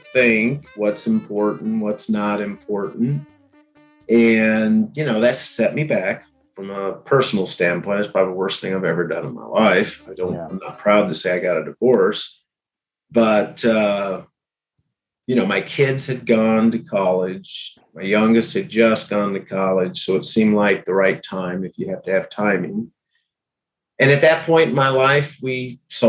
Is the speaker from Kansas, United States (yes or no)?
yes; Abilene, Kansas, United States; moved away as an adult; also born or lived in Minnesota; Abilene, in 2016. Bought a house a block away from my mom and sister. My boyhood home, you know, was a block away.